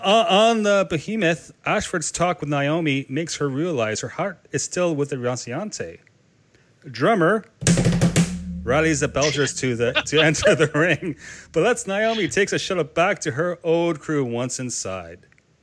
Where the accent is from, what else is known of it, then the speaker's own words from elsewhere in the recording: Canada; accent: Canadian; my Canadian accent and my slight speech impediment